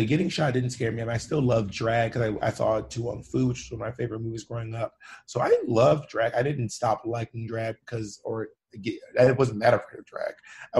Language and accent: English; Georgia, United States; also born or lived in Alabama / Mississippi; But I'm from like the South. So I'm from Georgia, Alabama, and Mississippi. I just moved around throughout all those spaces, my entire childhood.